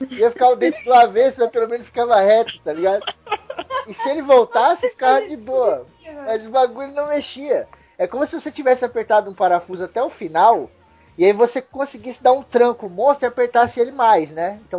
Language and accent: Portuguese; Rio de Janeiro, Brazil; Então, eu sou do Rio de Janeiro.